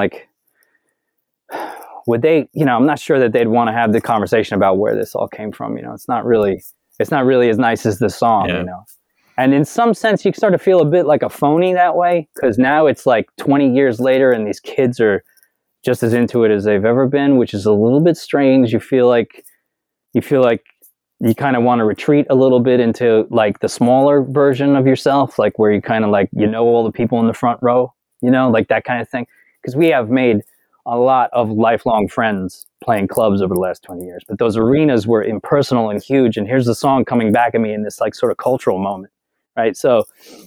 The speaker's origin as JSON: {"language": "English", "town": "Northport", "region": "New York", "country": "United States", "tie": "born or raised there", "said": "the town I grew up in, Northport, Long Island"}